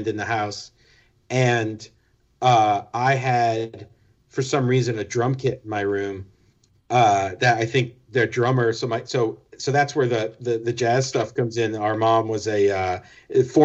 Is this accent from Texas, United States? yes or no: no; Florida, United States; also born or lived in New Jersey; We moved from New Jersey, where we were born, down to sunny Florida, where our dad was living.